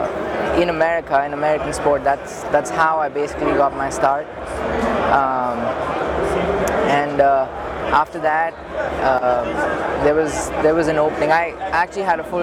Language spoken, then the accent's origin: English; India; moved away as an adult; now in United States; I'm originally from India, and I studied engineering